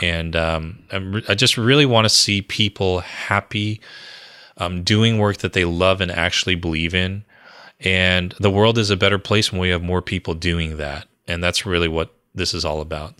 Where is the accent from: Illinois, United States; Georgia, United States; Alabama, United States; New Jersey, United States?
New Jersey, United States; born or raised there